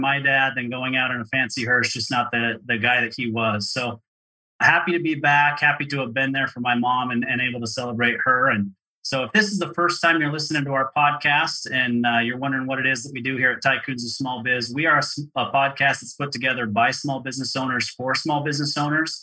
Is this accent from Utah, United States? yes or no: yes; Provo, Utah, United States; also born or lived in Orem, Utah; I grew up in Provo, Utah.